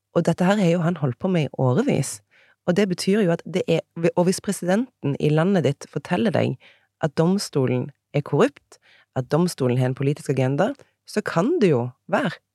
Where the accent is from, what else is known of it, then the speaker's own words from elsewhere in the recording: Egersund, Rogaland, Norway; accent: Egersund dialect; moved away as an adult; also born or lived in Bergen; now in Oslo, Norway; Så jeg, dialekten min er fra Egersund. Der kommer jeg ifra